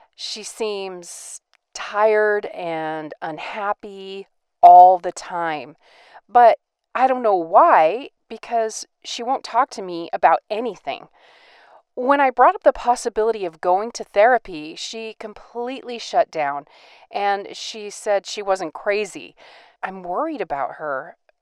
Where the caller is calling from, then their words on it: Boston, Massachusetts, United States; I'm calling from Boston, Massachusetts